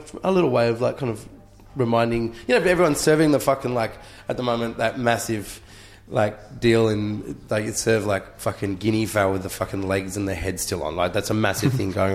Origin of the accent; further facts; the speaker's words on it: Australia; I'm really proud of being Australian.